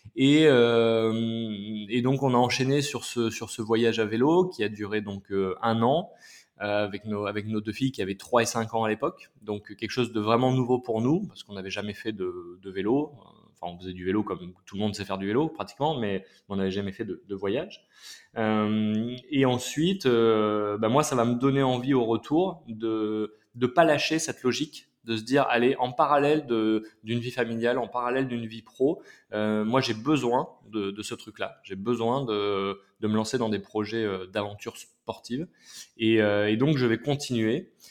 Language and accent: French; Clermont-Ferrand, Auvergne-Rhône-Alpes, France; moved away as an adult; also born or lived in Paris; now in Aix-en-Provence, France; j'ai grandi à Clermont-Ferrand, dans le Massif Central